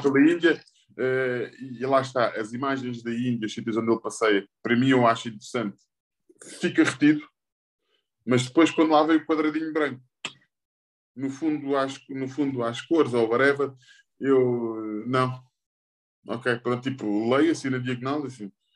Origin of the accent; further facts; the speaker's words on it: Portugal; Como português